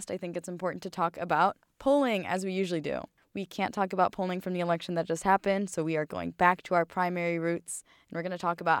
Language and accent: English; Ohio, United States; Finally, my home state of Ohio.